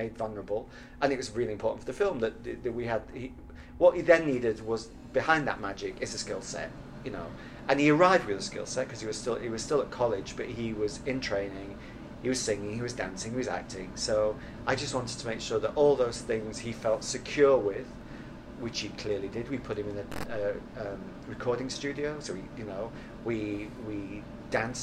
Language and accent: English; Sheffield, Yorkshire and the Humber, United Kingdom; moved away; also born or lived in New York; Sheffield, which is my hometown